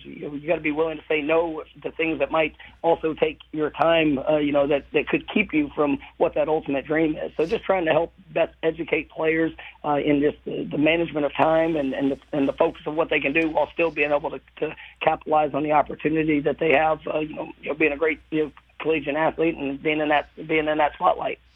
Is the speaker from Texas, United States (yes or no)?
yes; Irving, Texas, United States; moved away as an adult; I grew up in the Metroplex. I, mo- I moved around, you know, quite a few times, but uh, but for my for my entire until I was 18 years old, I was in uh, in the in the Metroplex